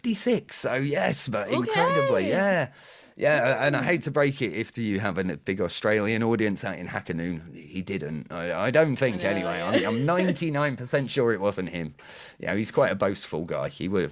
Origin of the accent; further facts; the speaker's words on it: United Kingdom; I'm too British.